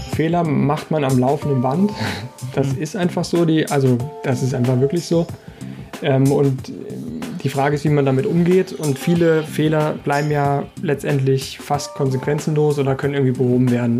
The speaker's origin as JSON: {"language": "German", "region": "Saarland", "country": "Germany", "also_born_or_lived": "Karlsruhe", "moved": "as an adult", "lives_now": "Stuttgart, Germany", "said": "ich bin ja ursprünglich Saarländer"}